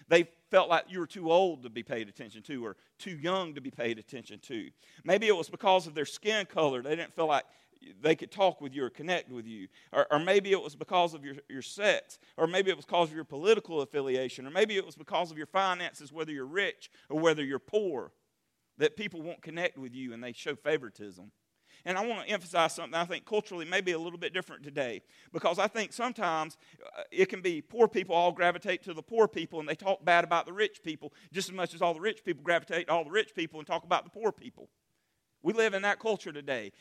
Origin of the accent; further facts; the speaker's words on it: Berea, South Carolina, United States; now in Marietta, United States; Berea, my hometown